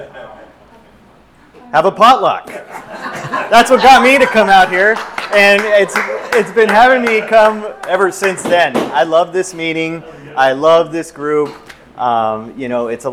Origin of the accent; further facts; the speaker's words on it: Southern California, United States; Growing up in Southern California